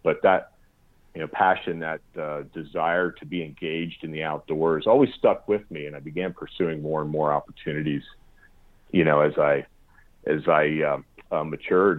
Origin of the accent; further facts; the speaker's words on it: South Central Pennsylvania, United States; moved away as an adult; also born or lived in Pacific Northwest; growing up in Pennsylvania, in uh, South Central Pennsylvania